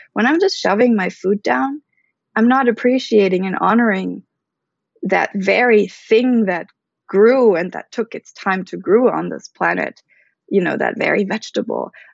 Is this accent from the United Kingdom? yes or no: no; Germany; moved away; also born or lived in Bali / Philippines / Switzerland; I was born and raised in Germany to a Filipino mother and an American father